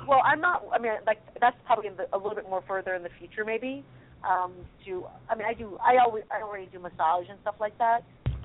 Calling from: California, United States; … from California.

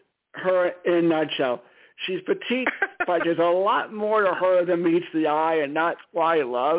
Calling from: Stamford, Connecticut, United States; Stamford, Connecticut.

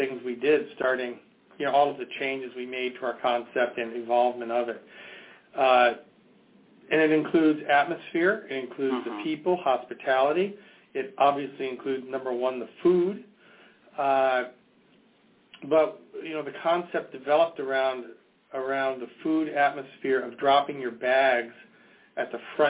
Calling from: Portsmouth, New Hampshire, United States; I'm calling from Portsmouth, New Hampshire.

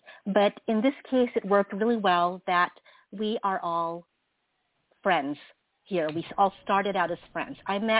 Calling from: California, United States; The San Francisco Bay Area.

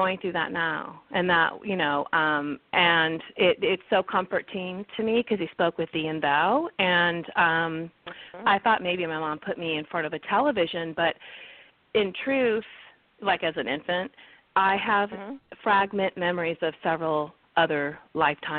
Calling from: California, United States; I'm calling from California this morning

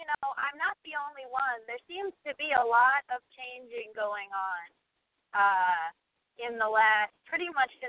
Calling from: Los Angeles, California, United States; from L.A.

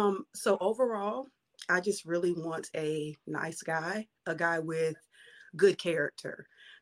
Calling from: North Carolina, United States; I'm calling from North Carolina.

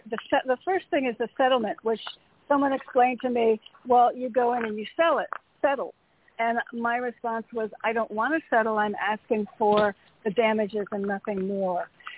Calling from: Connecticut, United States; Hey, Toni, it's … from Connecticut.

